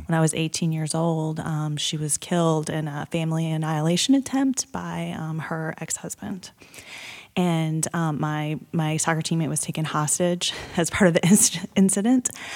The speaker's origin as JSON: {"language": "English", "town": "Blacksburg", "region": "Virginia", "country": "United States", "tie": "born or raised there", "said": "I grew up in Blacksburg, Virginia, as did my husband"}